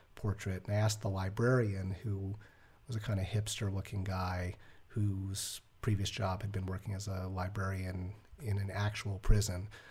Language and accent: English; New York, United States; I grew up in New York